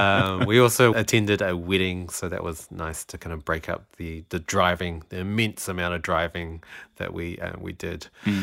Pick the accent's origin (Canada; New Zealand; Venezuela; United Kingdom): New Zealand; now in Melbourne, Australia; I'm a New Zealander, so I can't vote.